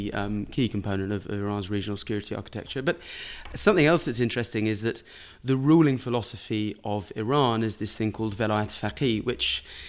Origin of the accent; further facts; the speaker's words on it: United Kingdom; And I remember, you know, being a British diplomat and in interacting with Iranians, you know, it was sometimes comic